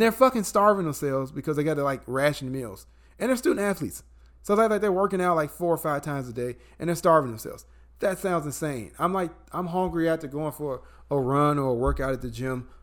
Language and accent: English; Illinois, United States; moved away; my home state of Illinois